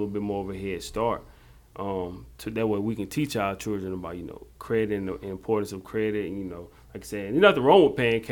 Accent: Jonesville, South Carolina, United States; we're from a small town, from Jonesville, South Carolina.

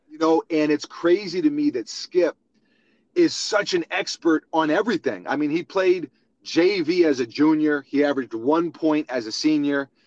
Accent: New York City, New York, United States; young kid growing up in New York City with uh, with big basketball dreams

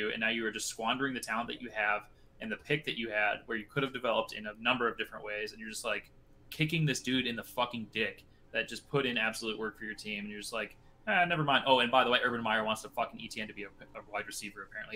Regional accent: Iowa, United States; I'm from Iowa

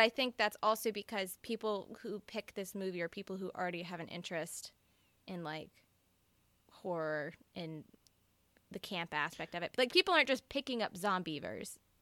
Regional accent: Mississippi, United States; I'm from Mississippi

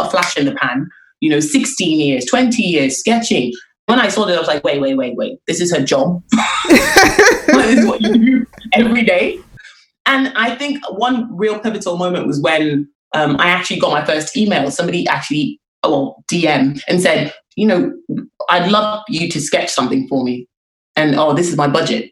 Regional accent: Lagos, Nigeria; I grew up in Lagos, and after I finished secondary school

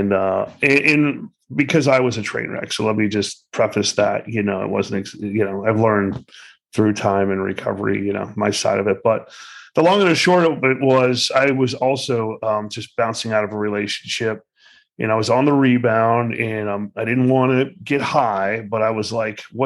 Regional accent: Miami, Florida, United States; now in Boynton Beach, United States; I was born and raised in Miami

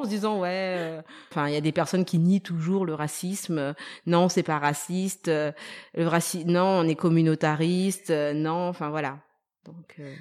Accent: Madagascar; moved away; also born or lived in France; j'étais malgache

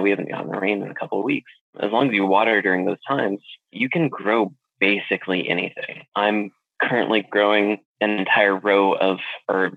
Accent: Alaska, United States; moved away as an adult; also born or lived in South Carolina / Washington State / Arizona; now in Florida, United States; I originally grew up in Alaska, and then I joined the Navy and went to South Carolina and then Washington State

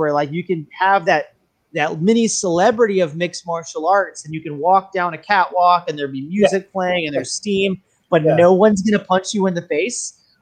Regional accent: Fort Worth, Texas, United States; moved away as an adult; also born or lived in New York City / New Orleans; now in Bay Area, United States; I was actually born and raised in Fort Worth, Texas

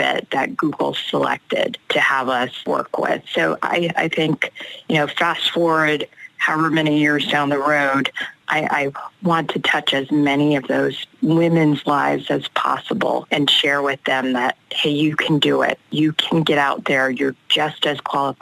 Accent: Los Angeles, California, United States; I came from South Central Los Angeles, the first generation

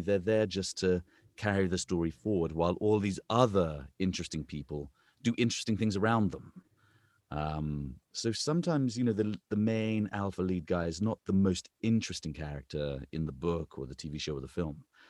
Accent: England, United Kingdom; accent: British; moved away as an adult; now in United States; I'm an English man

